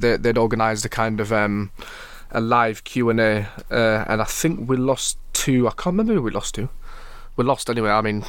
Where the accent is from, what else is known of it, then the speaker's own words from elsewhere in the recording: Welsh, Wales, United Kingdom; I'm Welsh